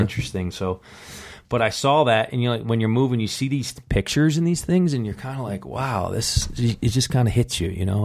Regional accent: Buffalo, New York, United States; moved away; I grew up in Buffalo, New York

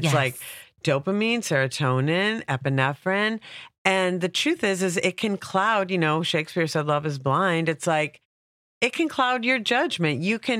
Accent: Minneapolis, Minnesota, United States; now in Los Angeles, United States; I am originally from Minneapolis by way of New York. This is one of my homelands.

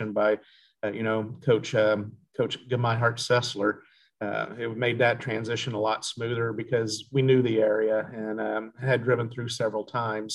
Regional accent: Tulsa, Oklahoma, United States; also born or lived in Montana; now in Ames, United States; I'm from the Tulsa area

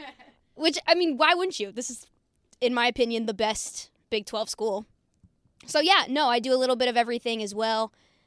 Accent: Virginia, United States; moved away as an adult; also born or lived in Iowa; now in Oklahoma, United States; So I'm from Virginia, so I don't have this whole Oklahoma background.

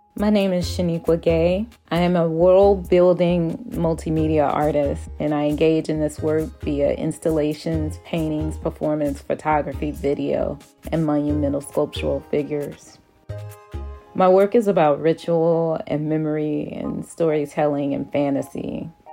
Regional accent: Atlanta, Georgia, United States; I am actually from Atlanta. I am a Grady baby. My first steps were on Stewart Avenue

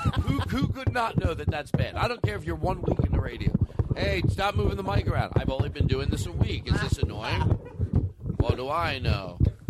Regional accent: Alabama, United States; I'm from Alabama.

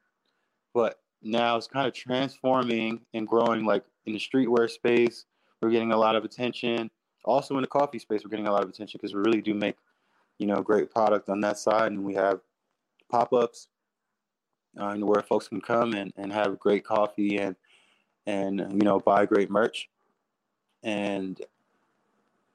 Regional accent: New York City, New York, United States; I'm from Queens

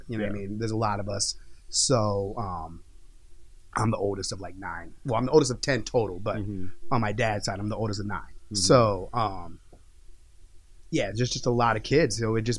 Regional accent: Virginia, United States; also born or lived in New York; Oh, no, I grew up in Virginia. I was born in New York, but I grew up in Virginia

